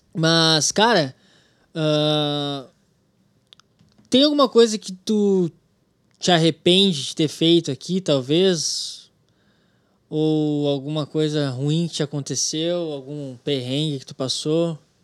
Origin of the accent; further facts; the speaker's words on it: Brazil; moved away as an adult; now in United States; eu sou brasileiro